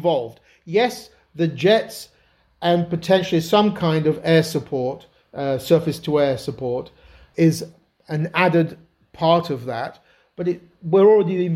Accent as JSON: {"language": "English", "region": "Yorkshire and the Humber", "country": "United Kingdom", "tie": "born or raised there", "said": "I grew up in God's own country, Yorkshire, and did all my university in Britain"}